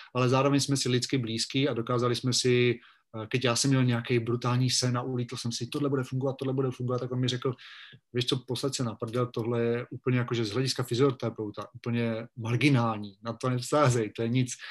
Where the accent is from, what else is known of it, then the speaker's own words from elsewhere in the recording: Vikýřovice, Olomouc Region, Czechia; moved away as an adult; also born or lived in Rapotín / Brno; now in Bratislava, Slovakia; když jsem byl malý, chodíval jsem při čekání na autobus u nás ve Vikýřovicích nebo v Šumperku